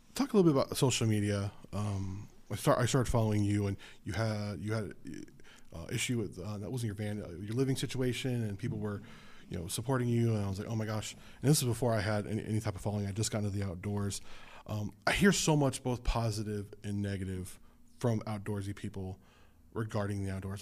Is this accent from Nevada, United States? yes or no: yes; Las Vegas, Nevada, United States; moved away as an adult; also born or lived in Southern California; now in Southern Oregon, United States; I'm a city kid. I'm from Las Vegas in Southern California